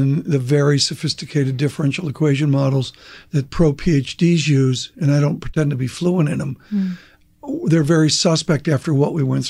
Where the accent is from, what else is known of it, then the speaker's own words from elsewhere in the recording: Rochester, New York, United States; Rochester, New York, with Kodak.